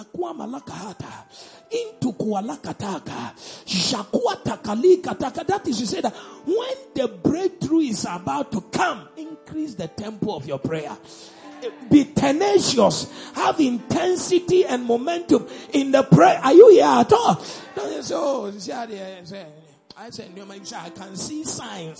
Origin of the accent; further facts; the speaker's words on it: Elmina, Central Region, Ghana; I come from Elmina